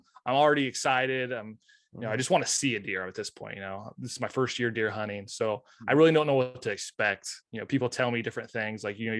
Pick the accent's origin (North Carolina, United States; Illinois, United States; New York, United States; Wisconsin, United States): Illinois, United States; Lewistown; moved away as an adult; now in La Harpe, United States; I usually don't come back to Lewistown very often.